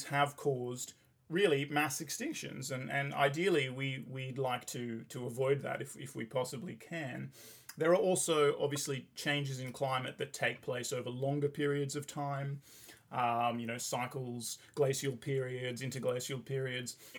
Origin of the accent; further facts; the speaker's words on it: England, United Kingdom; when I was growing up in England